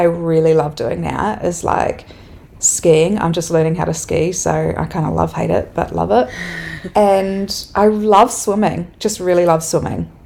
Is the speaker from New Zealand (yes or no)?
yes; Dunedin, Otago, New Zealand; also born or lived in Melbourne, Australia; now in Wanaka, New Zealand; I grew up in Dunedin